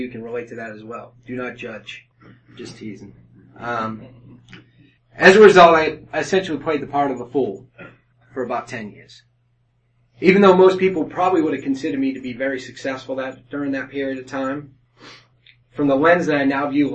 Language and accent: English; Haverhill, Massachusetts, United States; moved away; I grew up in Haverhill, Massachusetts, which is a working class suburb